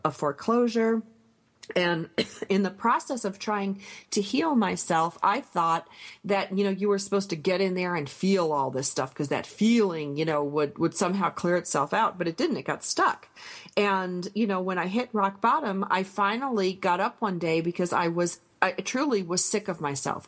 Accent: Michigan, United States; I grew up near the Canadian border, and we got Sault Ste. Marie channel

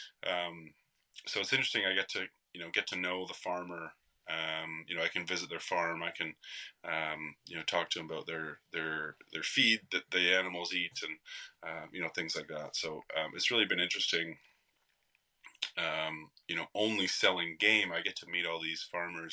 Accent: Canada; as Canadians

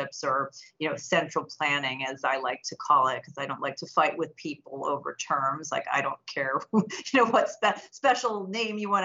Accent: Illinois, United States; I'm from Illinois

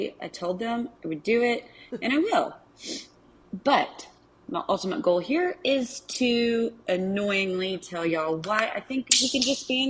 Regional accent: Arkansas, United States; accent: Arkansas; My accent is a super strong Arkansas accent.

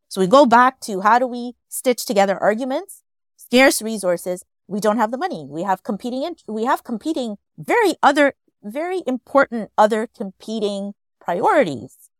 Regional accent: Montreal, Quebec, Canada; I grew up in Montreal.

